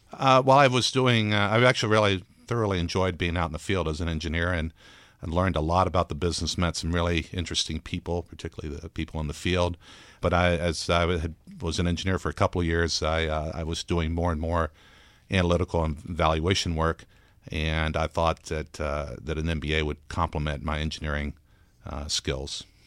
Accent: Texas, United States; also born or lived in Brazil; we grew up in Texas

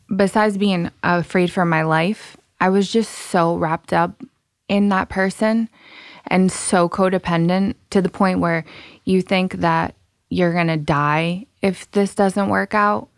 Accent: Rhode Island, United States; also born or lived in Massachusetts; I'm from Rhode Island.

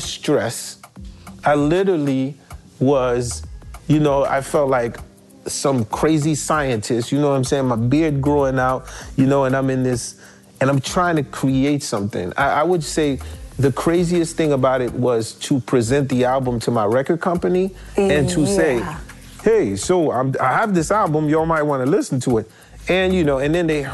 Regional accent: New York, United States; moved away; also born or lived in Haiti / New Jersey; coming from Haiti where I come from, growing up in Brooklyn, moving to Jersey

